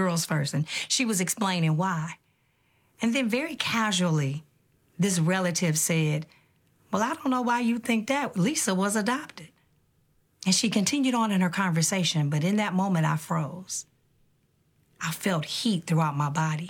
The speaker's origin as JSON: {"language": "English", "town": "Detroit", "region": "Michigan", "country": "United States", "tie": "born or raised there", "said": "I grew up in Detroit, Michigan, a beautiful city built by a mighty river"}